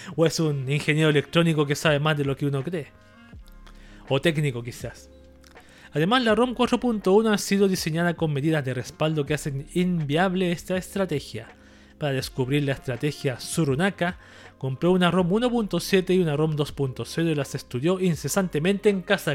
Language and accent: Spanish; Chile